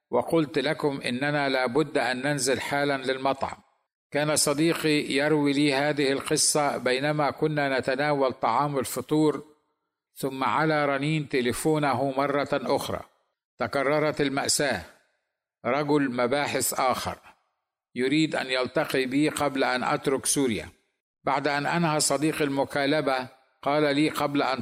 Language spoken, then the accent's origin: Arabic; Egypt; البلد الذي اثق ان لديهم حريه دينيه اكثر من جميع البلدان العربيه بما فيهم بلدي مصر